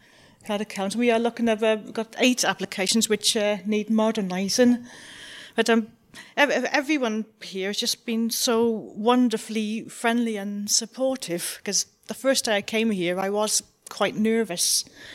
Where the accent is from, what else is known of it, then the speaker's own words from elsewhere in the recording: Newport, Wales, United Kingdom; I'm local here from Newport and from Cardiff City Council.